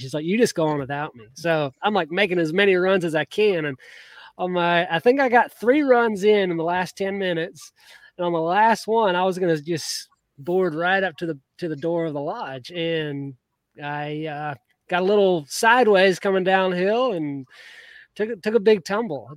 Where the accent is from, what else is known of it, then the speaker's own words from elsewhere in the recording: Georgia, United States; I grew up in Georgia